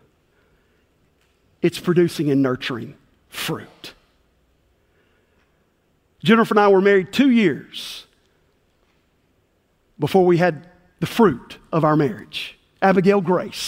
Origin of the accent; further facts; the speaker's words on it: McNairy County, rural West Tennessee, United States; I grew up in rural West Tennessee